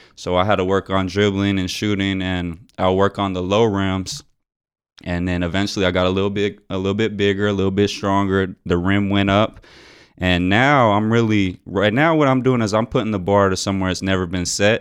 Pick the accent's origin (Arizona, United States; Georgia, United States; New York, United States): Arizona, United States; Tucson; my hometown